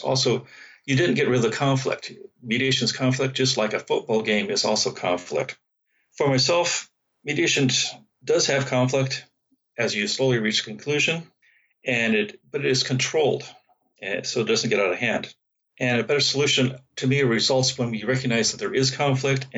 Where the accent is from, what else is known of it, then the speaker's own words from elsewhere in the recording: San Francisco Bay Area, California, United States; I'm from the San Francisco Bay Area